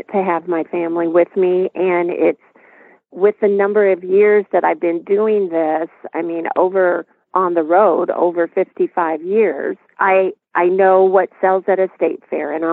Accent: Iowa, United States; we're from Iowa.

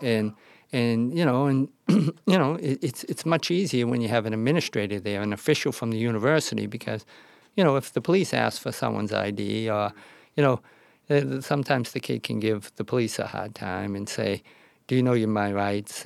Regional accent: Boston, Massachusetts, United States; I grew up in South Boston.

